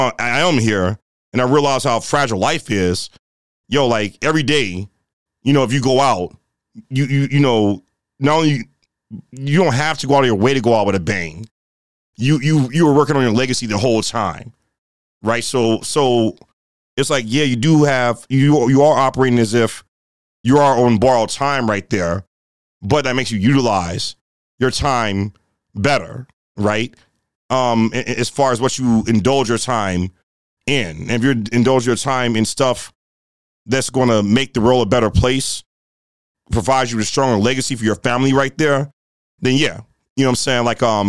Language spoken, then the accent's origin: English; Rust Belt, United States; but the region we're from the Rust Belt region of hip hop, right? It's a different flair to the way we get down over here, right?